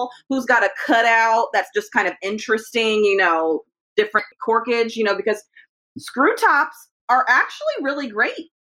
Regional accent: California, United States; I remember what the weather was like as a Californian, what it was like in Northern California in 1999. We used to get a ton of rain in California.

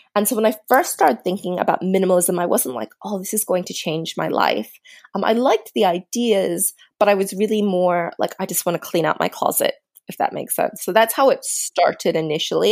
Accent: suburban Maryland, United States; now in Australia; I grew up in suburban Maryland

